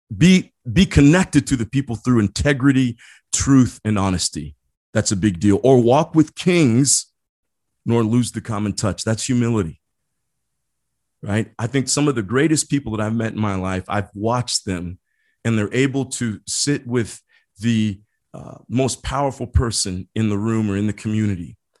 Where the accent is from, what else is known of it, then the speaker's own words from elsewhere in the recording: Midwest, United States; moved away; I grew up in the Midwest.